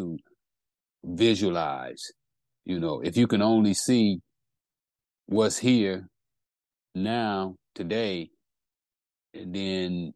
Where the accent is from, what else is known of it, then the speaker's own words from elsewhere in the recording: California, United States; also born or lived in Texas; I'm from California. You know, been living here most of my life. Was born in Texas, but you know, I'm a Californian